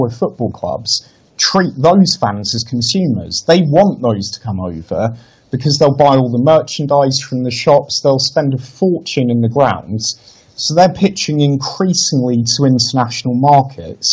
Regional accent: Lincolnshire, East Midlands, United Kingdom; I grew up in Lincolnshire

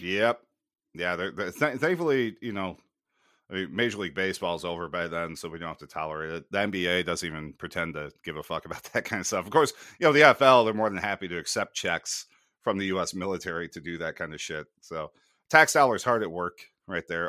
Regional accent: United States; growing up in American sports culture

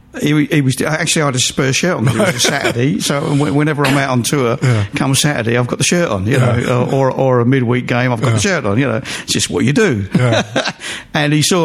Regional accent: London, United Kingdom; I was born in Walthamstow, E17, just down the road from the the ground.

